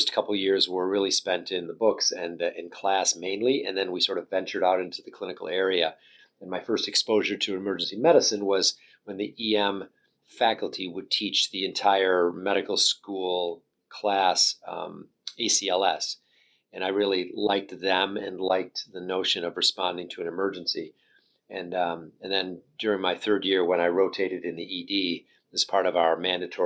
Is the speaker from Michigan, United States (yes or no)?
yes; St. Johns, Michigan, United States; moved away as an adult; now in Boston, United States; I'm from a small town in Michigan called St. John's, Michigan, a town of about 5,000 people. And I grew up in Michigan